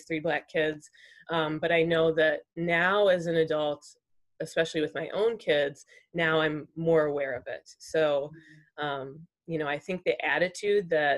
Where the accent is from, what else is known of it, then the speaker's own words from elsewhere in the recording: St. Charles, Illinois, United States; I've grown up in St. Charles all my life